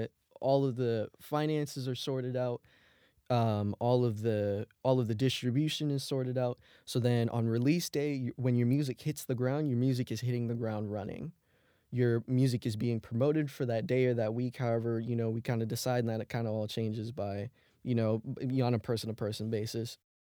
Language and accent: English; Germany; I grew up more on like pop music instead of rap growing up in Germany.